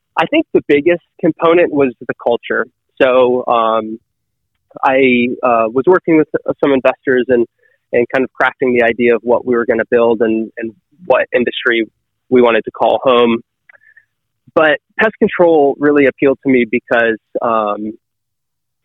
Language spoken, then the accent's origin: English; Northern Michigan, United States; moved away; I'm from Northern Michigan originally